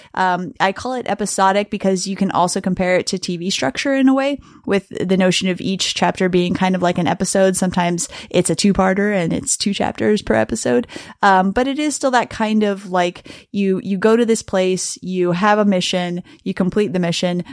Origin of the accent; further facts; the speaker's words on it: Miami, Florida, United States; the kinds of voices that I heard around me growing up and you living in Miami